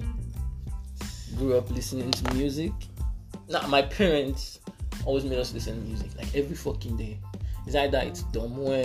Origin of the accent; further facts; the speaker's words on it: Lagos, Nigeria; also born or lived in Ekiti State; I'm from AKT. Grew up in Gidi mostly. Spent most of my time in Gidi